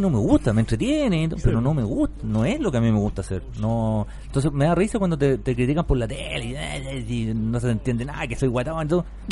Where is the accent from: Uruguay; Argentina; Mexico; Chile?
Chile; Curicó, Maule; Yo soy de Curicó